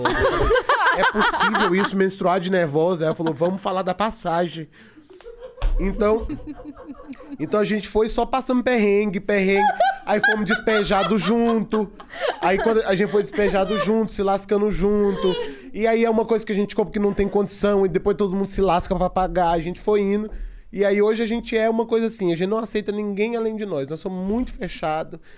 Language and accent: Portuguese; Tocantins, Brazil; Então, assim, eu vim, eu vim do Tocantins, ferrado, tendo, é, é, fazendo crediário para poder pagar minha camisa pro meu show de stand-up